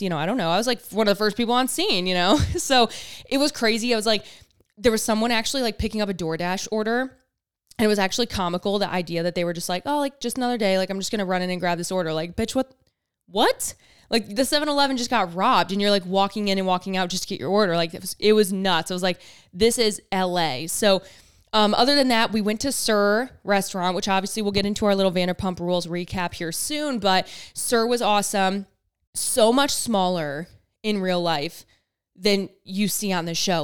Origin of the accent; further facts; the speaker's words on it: Michigan, United States; I'm from Michigan